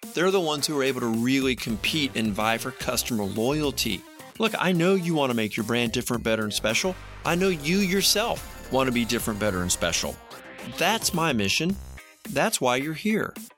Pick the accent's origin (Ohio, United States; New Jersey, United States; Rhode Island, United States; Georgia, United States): Georgia, United States; I'm from Georgia